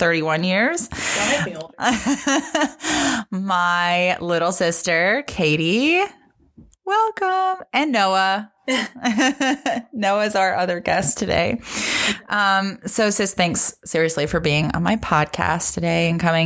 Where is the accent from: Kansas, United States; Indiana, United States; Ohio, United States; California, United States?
Ohio, United States; now in Nashville, United States; we are originally from Ohio. We moved together down here to Nashville